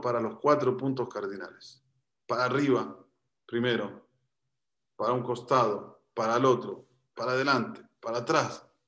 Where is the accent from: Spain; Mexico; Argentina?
Argentina; soy argentino